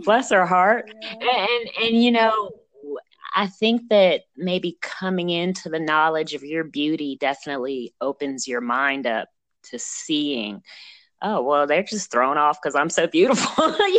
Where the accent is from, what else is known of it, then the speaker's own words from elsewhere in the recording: Texas, United States; also born or lived in Virginia; I grew up in Texas and Virginia and other places that people think, oh, we're not supposed to go to.